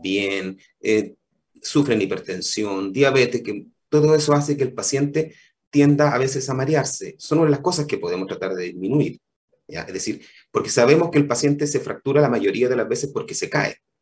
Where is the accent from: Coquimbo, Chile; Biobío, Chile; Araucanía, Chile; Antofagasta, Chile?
Araucanía, Chile; Temuco; moved away as an adult; also born or lived in Combarbalá; yo soy originalmente de Temuco